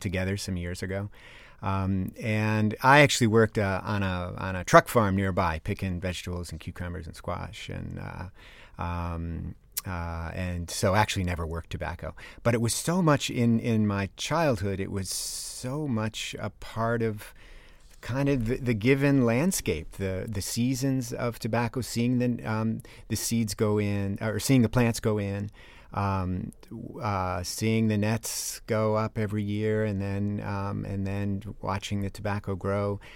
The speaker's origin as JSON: {"language": "English", "town": "East Granby", "region": "Connecticut", "country": "United States", "tie": "born or raised there", "moved": "yes", "lives_now": "Oregon, United States", "said": "I live in Oregon now and teach at Oregon State University, I grew up in East Granby, Connecticut"}